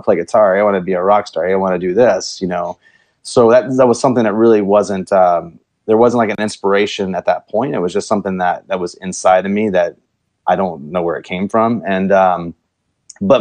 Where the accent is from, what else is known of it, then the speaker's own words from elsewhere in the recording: Virginia, United States; now in Cedar Park, United States; I'm actually from Virginia.